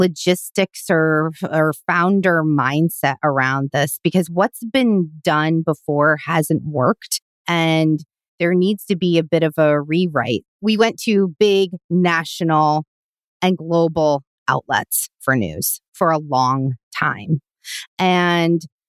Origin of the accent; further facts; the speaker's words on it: Omaha, Nebraska, United States; I'm from Omaha, Nebraska